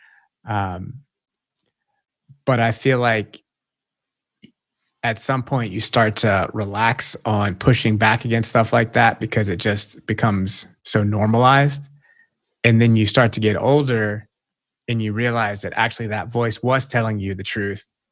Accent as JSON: {"language": "English", "region": "the South", "country": "United States", "tie": "born or raised there", "said": "I grew up in the South"}